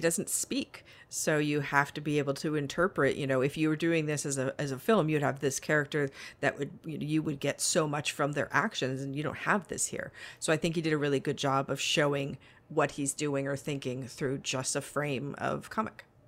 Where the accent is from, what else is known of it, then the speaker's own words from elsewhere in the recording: Las Vegas, Nevada, United States; I'm from Las Vegas.